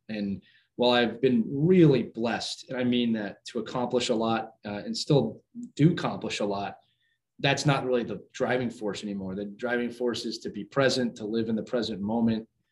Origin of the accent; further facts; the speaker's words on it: Philadelphia, Pennsylvania, United States; I was born and raised in Philadelphia